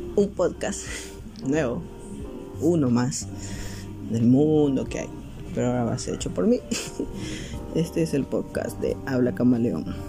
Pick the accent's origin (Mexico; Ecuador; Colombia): Ecuador; soy de Ecuador